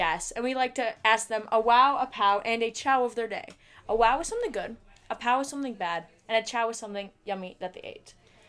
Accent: Glencoe, Illinois, United States; It's my sixth summer at Chippewa, and I'm from Glencoe, Illinois.

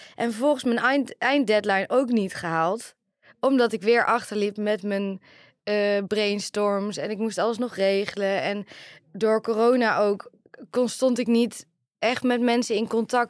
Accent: Oirschot, North Brabant, Netherlands; now in 's-Hertogenbosch, Netherlands; Ik kom uit Oorschot, woon in Den Bosch.

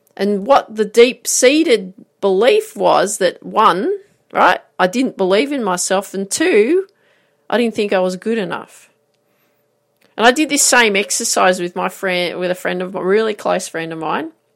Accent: Grafton, New South Wales, Australia; I grew up in Grafton

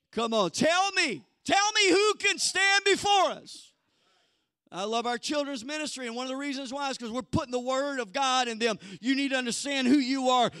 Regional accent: the Bible Belt in the South, United States; I was born in the Bible Belt in the South.

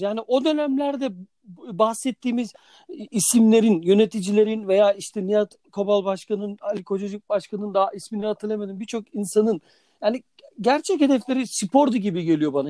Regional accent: Sakarya, Turkey

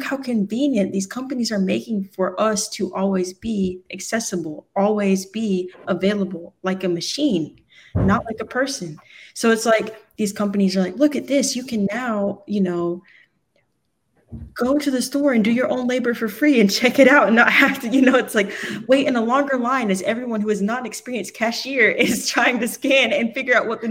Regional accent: the South, United States; I grew up in the South

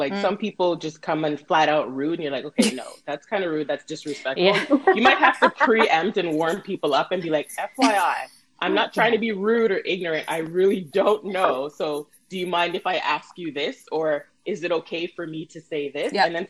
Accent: Ottawa, Ontario, Canada; And I grew up in Ottawa. So in Ottawa, everybody always thinks, oh, like, there's nobody there. Like, there's no culture.

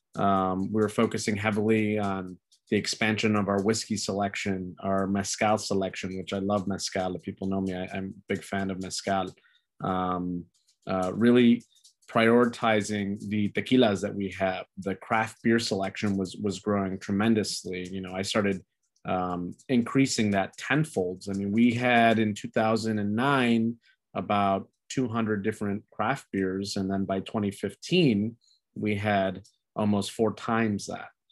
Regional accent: Chicago, Illinois, United States; also born or lived in Archer Heights, Chicago; I wasn't born in Little Village, but I was raised in Little Village.

